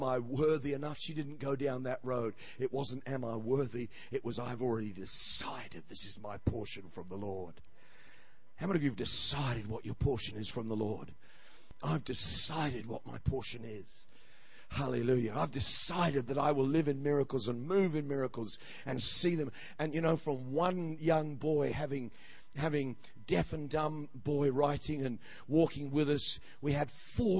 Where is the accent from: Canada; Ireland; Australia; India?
Australia; I'm an Australian